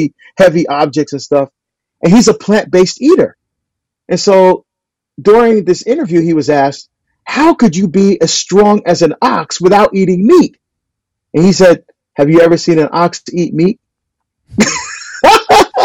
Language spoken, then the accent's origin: English; New Jersey, United States; I'm from New Jersey. I grew up on steak and ribs and burgers and bratwurst, Italian sausage